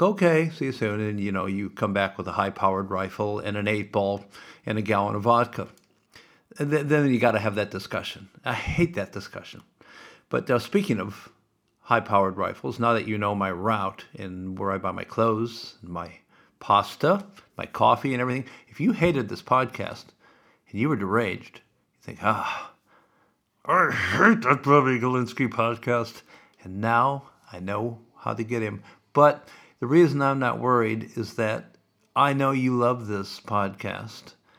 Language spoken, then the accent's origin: English; Sioux City, Iowa, United States; I grew up in Sioux City and Valley Drive